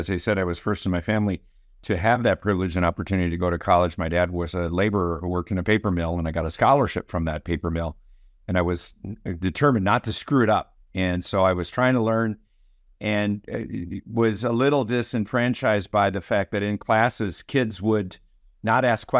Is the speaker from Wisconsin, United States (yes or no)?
yes; Green Bay, Wisconsin, United States; So I was living in Wisconsin. I grew up in Green Bay, and many of my family members were farmers